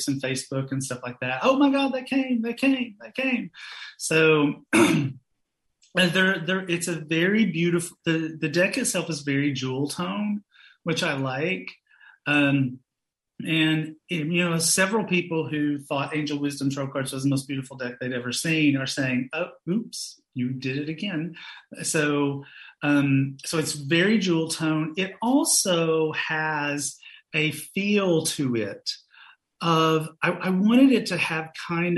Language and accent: English; Knoxville, Tennessee, United States; I grew up in Knoxville, Tennessee